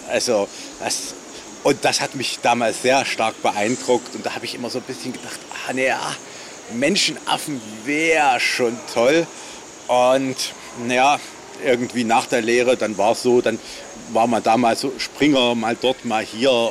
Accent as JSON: {"language": "German", "town": "Magdeburg", "region": "Saxony-Anhalt", "country": "Germany", "tie": "born or raised there", "also_born_or_lived": "Leipzig", "moved": "yes", "said": "Ich bin in Magdeburg aufgewachsen"}